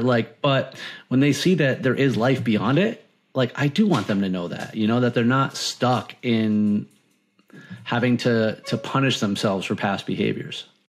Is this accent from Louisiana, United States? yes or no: no; Martha's Vineyard, Massachusetts, United States; moved away as an adult; now in Florida, United States; I grew up on Martha's Vineyard